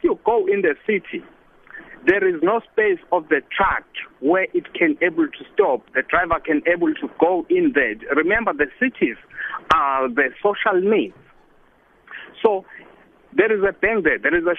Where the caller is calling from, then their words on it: South Africa; I'm traveling. I'm on the road here on N12 between from Kimberley side to Joburg.